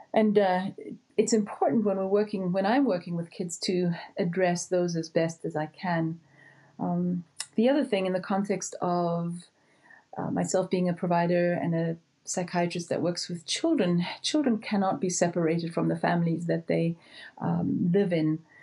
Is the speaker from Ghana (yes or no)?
no; South Africa; moved away as an adult; also born or lived in Houston, Texas; I was born and raised in South Africa, but did my training in Houston, Texas, at Baylor College of Medicine.